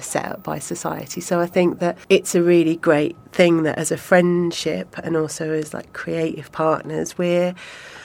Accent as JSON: {"language": "English", "country": "United Kingdom", "said": "we're both British"}